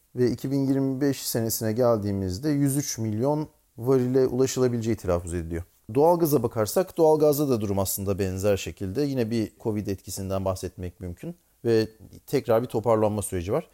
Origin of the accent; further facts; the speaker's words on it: Ankara, Turkey; moved away as an adult; also born or lived in Angola / Texas; now in Houston, United States; Ankara doğumluyum.